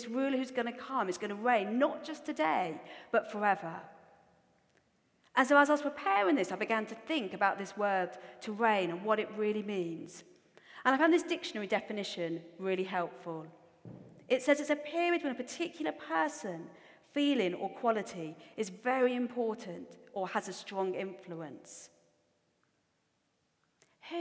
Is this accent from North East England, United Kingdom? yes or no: yes; Newcastle upon Tyne, North East England, United Kingdom; accent: Geordie; also born or lived in Australia; I also have a really strong Geordie accent